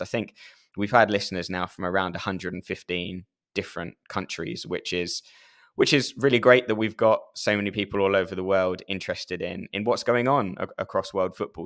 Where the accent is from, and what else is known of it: United Kingdom